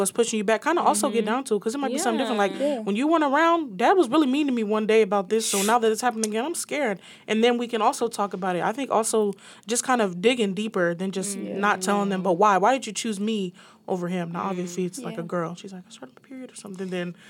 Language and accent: English; Pennsylvania, United States; Oh, yeah. I'm from Pennsylvania.